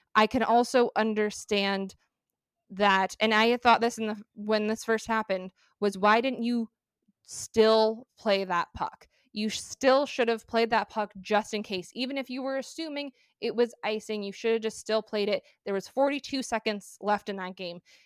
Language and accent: English; Arizona, United States; I'm a female and I'm from Arizona